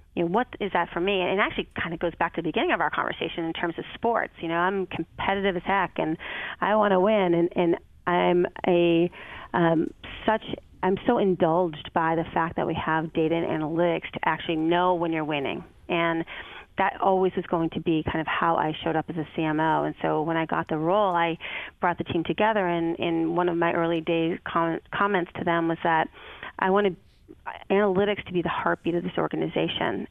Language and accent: English; Boston, Massachusetts, United States; moved away as an adult; also born or lived in Chicago / Detroit; my hometown of Boston